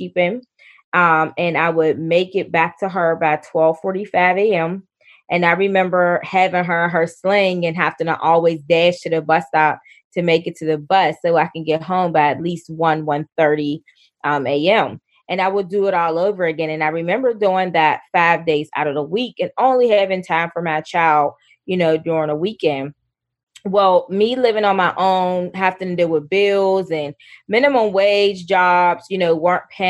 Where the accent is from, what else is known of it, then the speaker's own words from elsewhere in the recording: Pittsburgh, Pennsylvania, United States; So I'm from Pittsburgh, Pennsylvania, and I was born into poverty. So I was born into one of the poorest communities in Pittsburgh, Pennsylvania, in Homewood, Brushton.